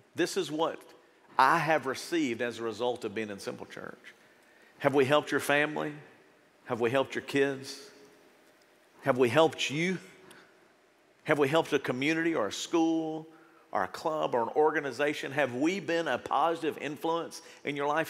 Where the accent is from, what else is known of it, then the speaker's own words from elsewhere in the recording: United States; As an American